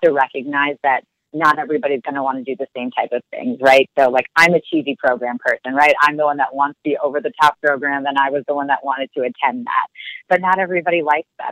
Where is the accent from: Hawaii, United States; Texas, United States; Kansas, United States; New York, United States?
New York, United States; New York City; moved away as an adult; also born or lived in Philadelphia / Minneapolis; now in Washington, D.C., United States; I was born and raised in Brooklyn, grew up there